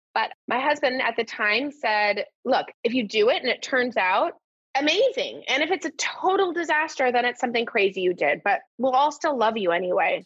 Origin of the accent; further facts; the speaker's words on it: Newport Beach, California, United States; moved away as an adult; also born or lived in London / New York; now in Los Angeles, United States; growing up in Newport Beach, which is a gorgeous town to grow up